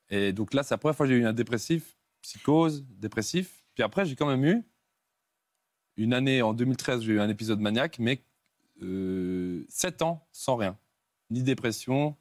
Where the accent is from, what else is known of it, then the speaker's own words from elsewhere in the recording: Switzerland; Je suis suisse.